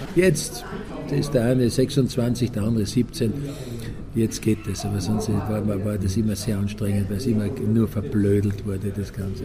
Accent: Austria; moved away; also born or lived in Switzerland; als Österreicher

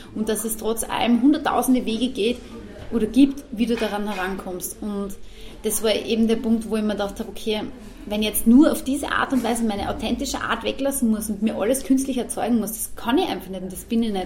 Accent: Austria; Also ich bin, ich bin Österreicherin und bin gern Österreicherin, bin Patriotin, also ich mag unser Land

